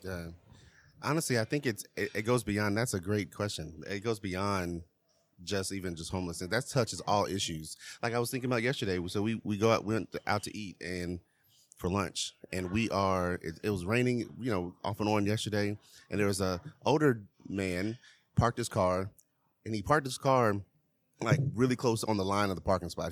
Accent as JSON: {"language": "English", "town": "Charlotte", "region": "North Carolina", "country": "United States", "said": "I'm from Charlotte"}